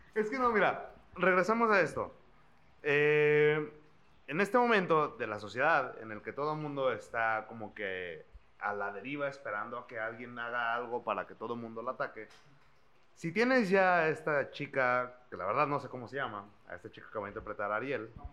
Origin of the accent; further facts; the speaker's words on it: Mexico; nosotros, como mexicanos, guerreros azteca